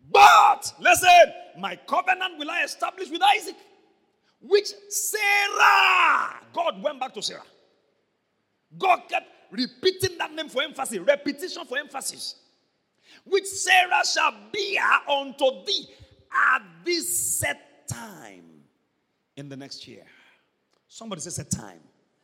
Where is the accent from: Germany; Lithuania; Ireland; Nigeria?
Nigeria; Ibadan, Oyo; I was born in Ibadan. I was bred in Ibadan. Primary school, nursery school, secondary school, Ibadan.